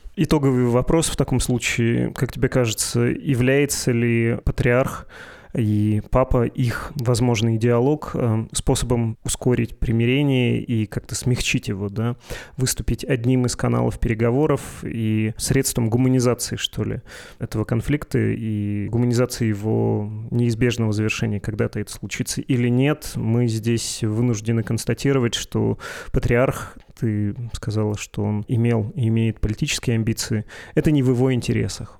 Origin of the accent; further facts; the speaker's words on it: Perm Krai, Russia; у меня на родине, в моем регионе есть э, «Один раз услышишь, не забудешь» путинское и беспоповское согласие, потому что там село Путина